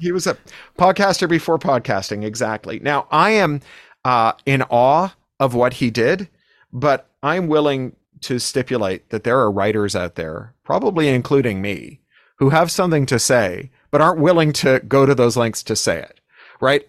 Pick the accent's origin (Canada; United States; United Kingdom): Canada; Toronto, Ontario; when I was growing up in Toronto